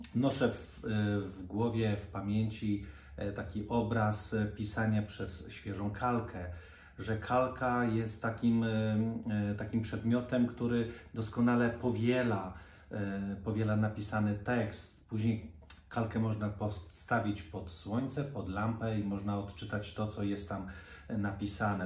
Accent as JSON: {"language": "Polish", "country": "Poland", "tie": "born or raised there", "said": "Ja wychowałem się nad Wisłą"}